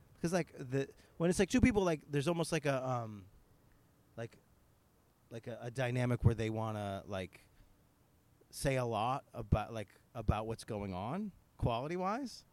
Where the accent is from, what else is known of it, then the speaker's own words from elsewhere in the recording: Northeastern, United States; accent: Northeastern; my terrible Northeastern accent